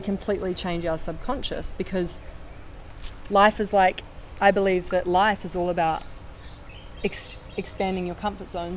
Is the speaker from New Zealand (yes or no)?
yes; New Zealand; I'm from New Zealand